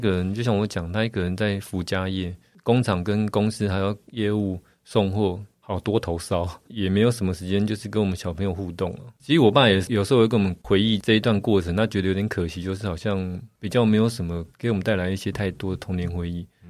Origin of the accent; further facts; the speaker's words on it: Taipei, Taiwan; 就在大道城啊，以前的公司就在我家楼下。